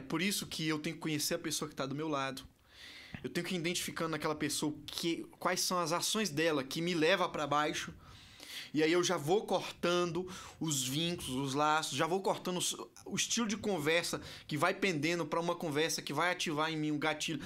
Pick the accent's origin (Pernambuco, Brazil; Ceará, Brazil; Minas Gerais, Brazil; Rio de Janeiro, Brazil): Ceará, Brazil; eu sou nordestino, cearense.